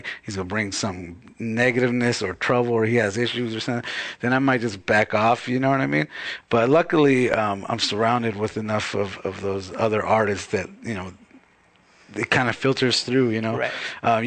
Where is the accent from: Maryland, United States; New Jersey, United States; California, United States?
California, United States; Baldwin Park; also born or lived in New England; now in Los Angeles, United States; I'm from Ballin Park, California.